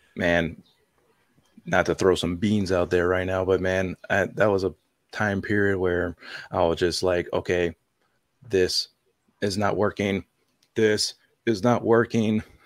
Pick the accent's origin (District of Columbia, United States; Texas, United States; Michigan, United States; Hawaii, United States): Hawaii, United States; born and raised in Hawaii, I'm not used to the cold weather